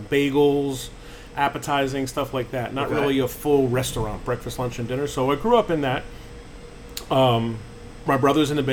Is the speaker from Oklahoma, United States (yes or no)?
no; New Jersey, United States; moved away; where I grew up in New Jersey